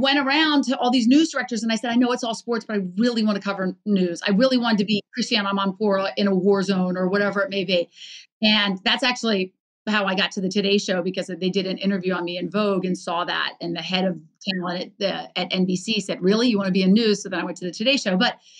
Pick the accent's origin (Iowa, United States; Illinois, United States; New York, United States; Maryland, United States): Maryland, United States; Baltimore; I grew up in Baltimore.